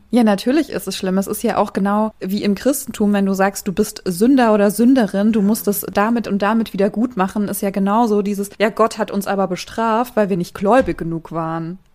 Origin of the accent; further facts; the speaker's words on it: Germany; ich als Deutsche